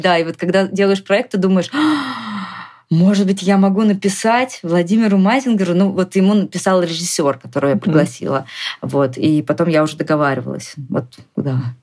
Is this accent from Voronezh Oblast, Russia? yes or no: no; Moscow, Russia; moved away as an adult; also born or lived in Saint Petersburg; То есть mm я изначально отсюда